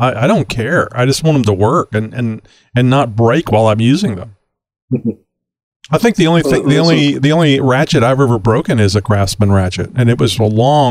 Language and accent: English; Austin, Texas, United States; I'm from the Austin area.